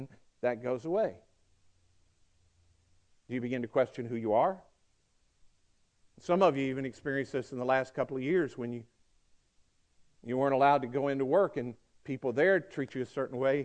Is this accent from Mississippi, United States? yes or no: yes; Mississippi, United States; also born or lived in Georgia, United States; now in Coweta County, Georgia, United States; they say, where were you born? And I go, Mississippi